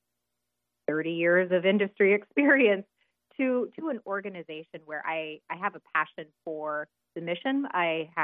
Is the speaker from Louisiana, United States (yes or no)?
no; Willamette Valley, Oregon, United States; moved away as an adult; now in Washington, D.C., United States; I'm originally from the Willamette Valley in Oregon